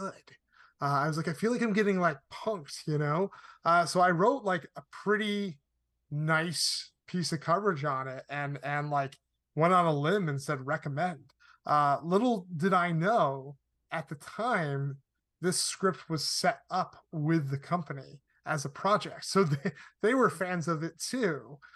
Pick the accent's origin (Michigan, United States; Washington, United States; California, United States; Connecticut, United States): Connecticut, United States; moved away as an adult; also born or lived in Arizona; now in Los Angeles, United States; I grew up in Connecticut.